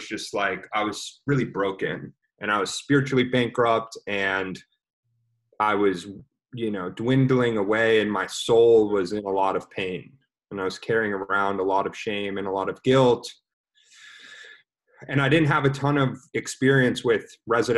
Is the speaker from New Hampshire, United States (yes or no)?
no; Dallas, Texas, United States; also born or lived in Austin, Texas; I'm from Dallas, Texas